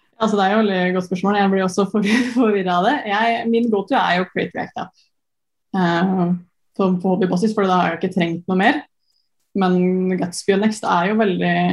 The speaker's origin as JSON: {"language": "Norwegian", "town": "Sarpsborg", "region": "Østfold", "country": "Norway", "also_born_or_lived": "Trondheim", "moved": "as an adult", "said": "så er jeg jo fra Sarpsborg"}